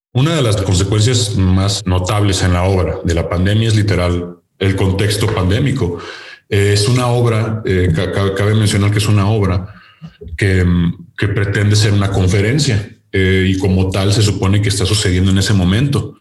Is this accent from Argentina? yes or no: no; Nuevo León, Mexico; de Nuevo León, de donde soy oriundo